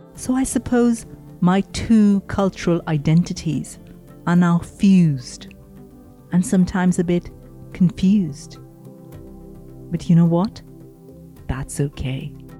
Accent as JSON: {"language": "English", "country": "India", "tie": "born or raised there", "moved": "as an adult", "lives_now": "United Kingdom", "said": "I grew up in India, spent most of my kind of adult life in India, moved here when I was about thirty-something, early thirties."}